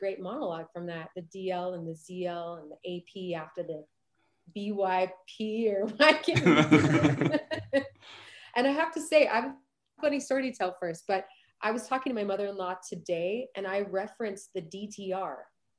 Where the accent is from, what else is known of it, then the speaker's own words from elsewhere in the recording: San Diego, California, United States; also born or lived in Provo; So grew up in a musical family. I was born here in Provo and we moved to San Diego when I was 5.